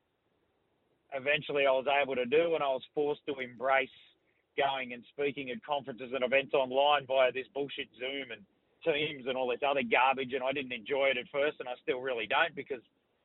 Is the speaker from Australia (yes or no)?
yes; Brisbane, Queensland, Australia; being from Brisbane